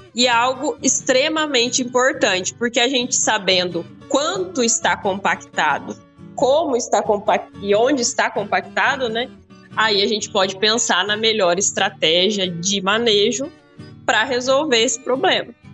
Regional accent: Paraná, Brazil; now in Rio Verde, Brazil; Eu sou do Paraná, né? Eu moro em Rio Verde, mas eu sou do Paraná.

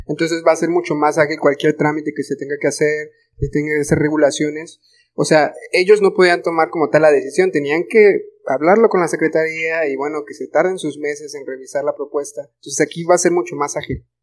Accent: Mexico; como mexicanos

